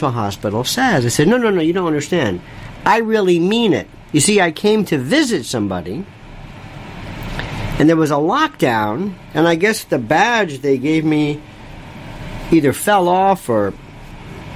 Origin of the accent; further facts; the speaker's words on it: Florida, United States; I'm from Florida, a second generation cracker. By the way, cracker is a very special term. That means a native.